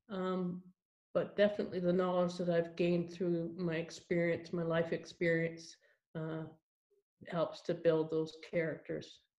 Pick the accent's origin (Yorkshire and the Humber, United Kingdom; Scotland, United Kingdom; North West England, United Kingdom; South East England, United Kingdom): Scotland, United Kingdom; Edinburgh; born there; I was born here in Edinburgh